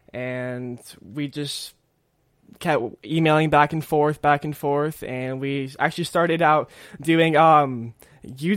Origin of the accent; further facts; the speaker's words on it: Florida, United States; also born or lived in California; my entire life, I've grown up in Florida, and I'm originally from California